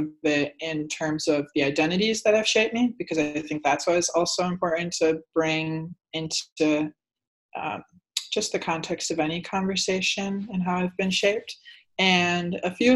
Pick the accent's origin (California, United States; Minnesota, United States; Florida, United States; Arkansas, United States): Minnesota, United States; Sleepy Eye; now in New York City, United States; Sleepy Eye, Minnesota is the name of my hometown.